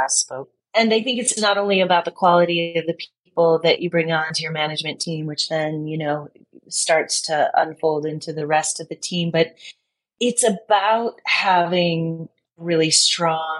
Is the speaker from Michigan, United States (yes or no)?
yes; Detroit, Michigan, United States; I'm from Detroit. I grew up there